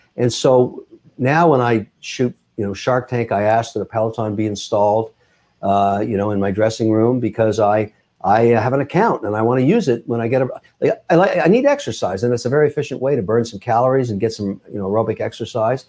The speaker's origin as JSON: {"language": "English", "town": "Montreal", "region": "Quebec", "country": "Canada", "tie": "born or raised there", "moved": "as an adult", "lives_now": "Boston, United States", "said": "I was born in Montreal. I moved down to Boston in the nineties"}